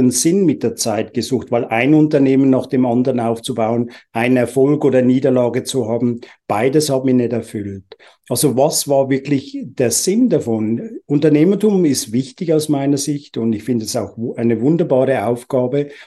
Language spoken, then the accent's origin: German; Uganda; also born or lived in England; now in Switzerland; Ich bin ursprünglich in England geboren, in Uganda, in Afrika aufgewachsen, ohne Spielsachen